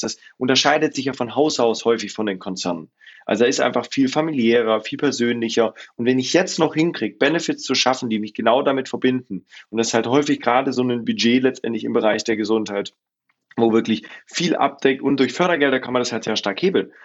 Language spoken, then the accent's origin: German; Swabia, Baden-Württemberg, Germany; ich komme ursprünglich aus dem Schwarmländle, bin geboren äh, südlich von Stuttgart